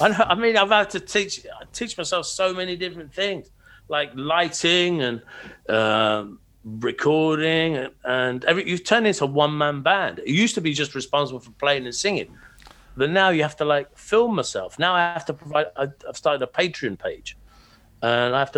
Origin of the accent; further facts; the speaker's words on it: Peterborough, East of England, United Kingdom; moved away as an adult; now in Cambridge, United Kingdom; I grew up in Peterborough. I was born Peterborough